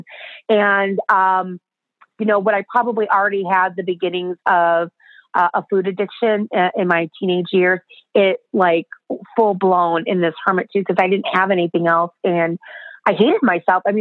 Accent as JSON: {"language": "English", "town": "Chicago", "region": "Illinois", "country": "United States", "accent": "American", "said": "I'm from Chicago, so it's cold, it's frozen, there's snow everywhere"}